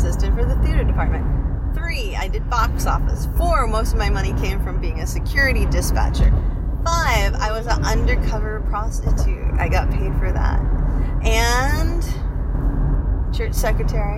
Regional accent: New Hampshire, United States; moved away; I was raised and born in New Hampshire

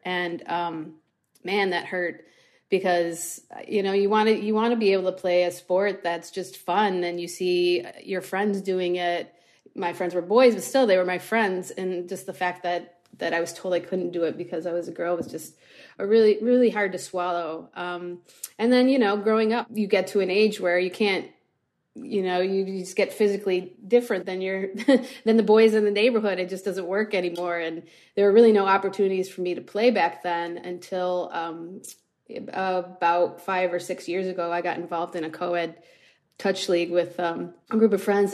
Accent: Buffalo, New York, United States; I'm from Buffalo, New York

